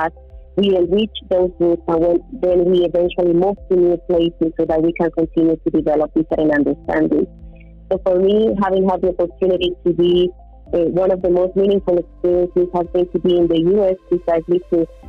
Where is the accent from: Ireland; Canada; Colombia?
Colombia; English is a second language; also born or lived in United States / Mexico